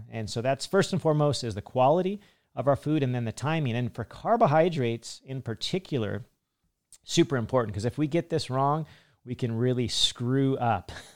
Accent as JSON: {"language": "English", "country": "United States", "said": "Me being an American"}